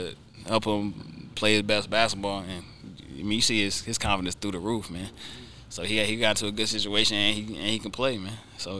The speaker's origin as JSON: {"language": "English", "town": "Charlotte", "region": "North Carolina", "country": "United States", "tie": "born or raised there", "said": "growing up in Charlotte"}